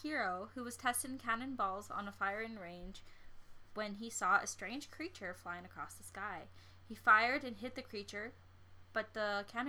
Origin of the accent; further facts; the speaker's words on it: Saskatchewan, Canada; I'm from Saskatchewan.